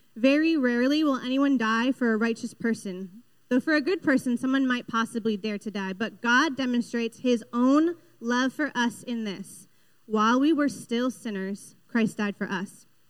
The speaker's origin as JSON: {"language": "English", "region": "Western Massachusetts", "country": "United States", "also_born_or_lived": "Boston", "said": "I'm from Western Mass"}